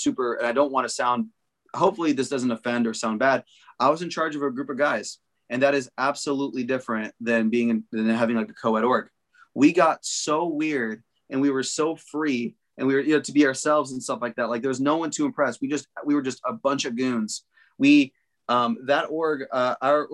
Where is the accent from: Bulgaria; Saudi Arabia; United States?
United States; Southern Arizona; I'm from there, right? So I'm from Southern Arizona